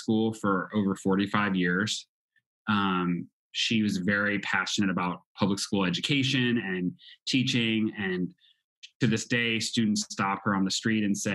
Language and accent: English; Clayton, Missouri, United States; I'm originally from St. Louis, Missouri. Actually, a town called Clayton, which is a suburb outside of the city of St. Louis